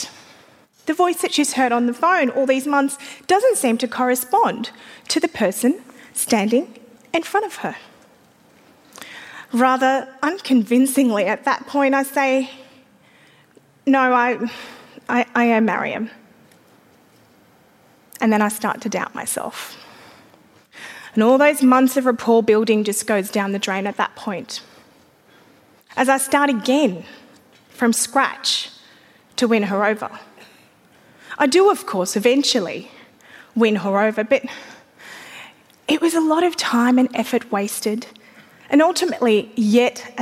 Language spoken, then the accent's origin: English; Afghanistan; now in Australia; an Australian woman who's originally from Afghanistan and a Muslim